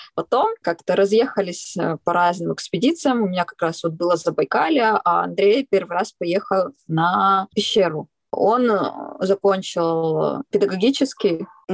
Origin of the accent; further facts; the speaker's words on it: Kyrgyzstan; moved away; also born or lived in Altai; я родилась в Киргизии